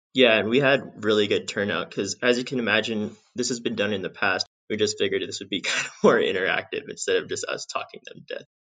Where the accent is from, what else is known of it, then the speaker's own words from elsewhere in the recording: Southern California, United States; also born or lived in Bishop, California / Devils Tower, Wyoming; I grew up in Southern California